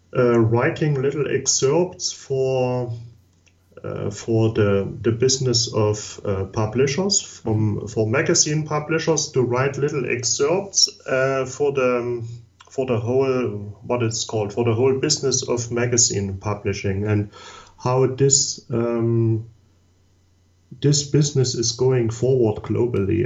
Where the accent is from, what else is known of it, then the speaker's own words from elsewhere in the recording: Saxony, Germany; English is a second language; also born or lived in Chemnitz, Germany; I'm from Southeast Germany. That was the former East Germany part, and I was born in 1977.